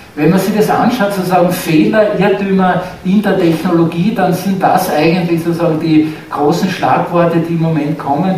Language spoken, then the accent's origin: German; Austria; bei uns in Österreich